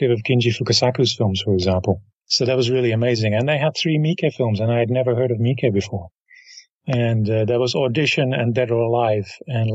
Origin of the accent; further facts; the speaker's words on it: Rotterdam, South Holland, Netherlands; Rotterdam is my hometown, so I grew up with that festival